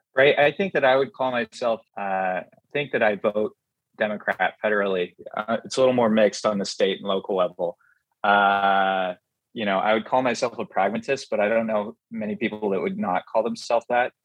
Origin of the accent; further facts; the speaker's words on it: Lyons, Oregon, United States; moved away as an adult; also born or lived in Princeton, New Jersey; I grew up outside of Lyons, Oregon, which is about 30 miles east of Salem